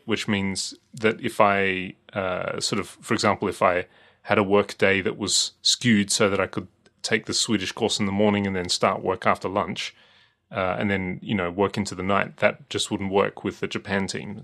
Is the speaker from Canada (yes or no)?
no; Australia; as an Australian